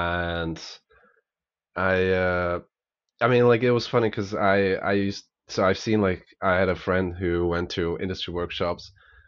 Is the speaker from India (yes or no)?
no; Slovakia; I'm … and I'm from Slovakia.